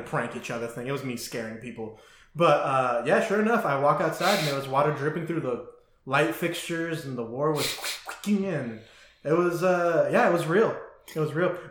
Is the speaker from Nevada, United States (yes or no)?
yes; Las Vegas, Nevada, United States; also born or lived in Burbank, California; now in Washington, United States; I moved to Las Vegas from from Burbank, California, when I was eight, seven or eight